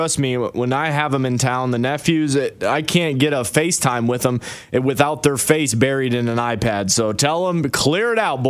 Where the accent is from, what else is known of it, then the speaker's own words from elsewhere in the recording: the North, United States; now in Nashville, United States; I'm from the North. I'm an alpha male. I'm 34 years old.